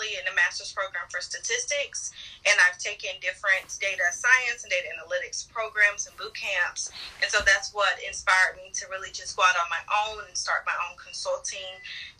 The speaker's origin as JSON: {"language": "English", "town": "Nashville", "region": "Tennessee", "country": "United States", "tie": "born or raised there", "said": "I love Nashville. I think it normally has been a small town."}